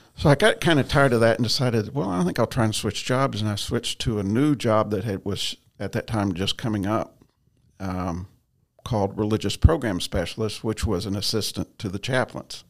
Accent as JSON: {"language": "English", "town": "Ashland", "region": "Kentucky", "country": "United States", "tie": "born or raised there", "moved": "yes", "said": "I was born and raised in Eastern Kentucky"}